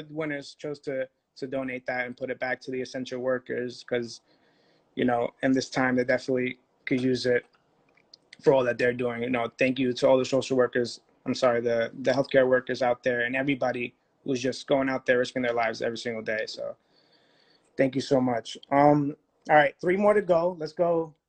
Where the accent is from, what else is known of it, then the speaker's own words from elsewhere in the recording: Brooklyn, New York, United States; Listen, I'm New York, Brooklyn.